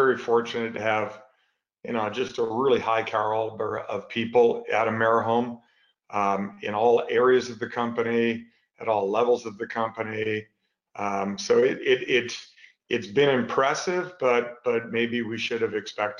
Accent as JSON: {"language": "English", "country": "Canada", "tie": "born or raised there", "moved": "as an adult", "lives_now": "United States", "said": "I'm originally a Canadian, grew up there, went to school there"}